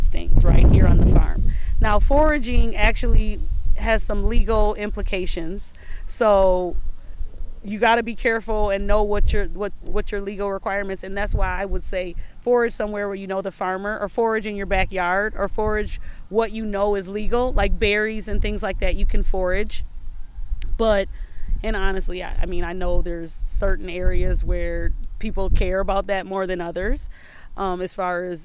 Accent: Saint Paul, Minnesota, United States; I grew up in Frogtown

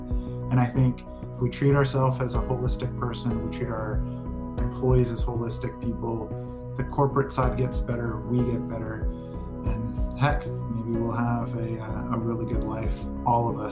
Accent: Klamath Falls, Oregon, United States; I grew up in a small town, Klamath Falls, Oregon

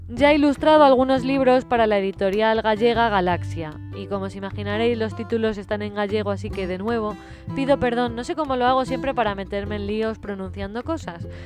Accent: United States; born there; nací en Estados Unidos y Chris siempre, Chris es mi marido.

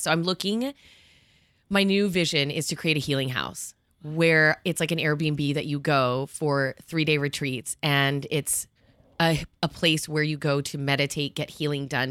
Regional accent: New Jersey, United States; also born or lived in Miami / New York; I grew up in New Jersey and here.

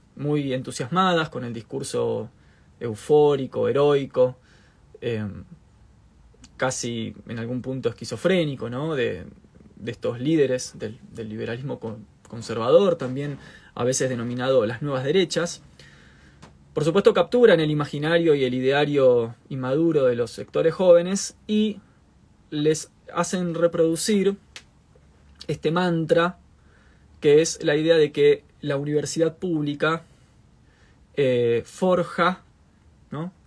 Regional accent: Argentina

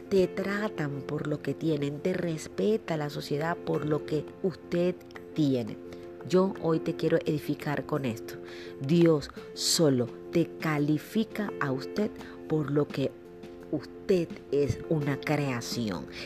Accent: Colombia; also born or lived in Venezuela; yo soy colombiana. He vivido mucho tiempo en Venezuela y bueno, no tengo el acento costeño

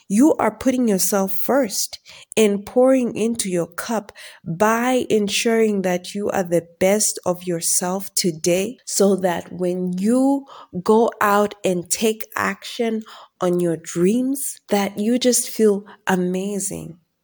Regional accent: Zambia; I'm from Zambia

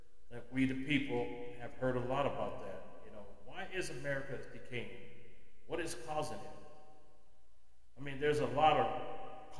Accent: United States; As an American

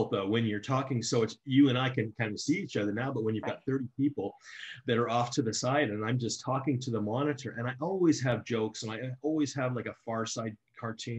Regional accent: Calgary, Alberta, Canada; I grew up in West End, Calgary, a community called Bowness

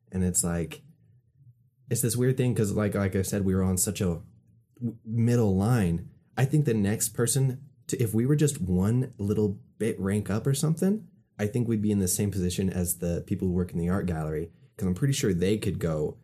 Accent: Utah, United States; I say I'm from Utah. They ask me if I'm Mormon.

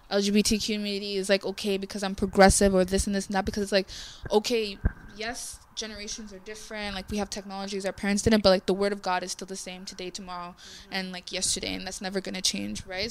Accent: Jamaica; I'm Jamaican, like we do do that in Jamaica as well.

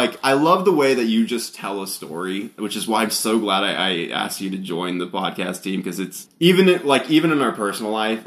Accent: Texas, United States; my home state of Texas here

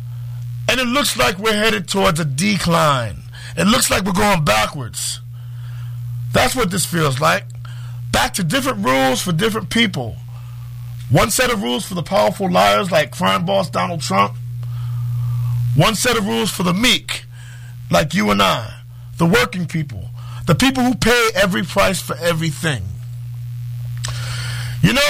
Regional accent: New York City, New York, United States; When I was growing up in Harlem

